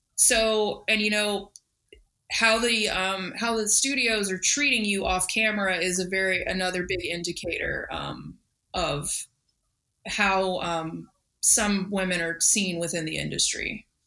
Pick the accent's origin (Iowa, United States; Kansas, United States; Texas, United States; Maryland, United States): Texas, United States; growing up in Texas, I was always out like looking for snakes